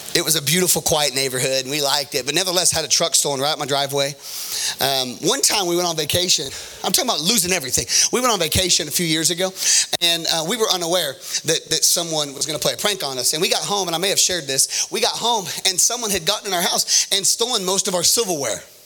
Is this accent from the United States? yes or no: yes; United States; I'm from Cedar County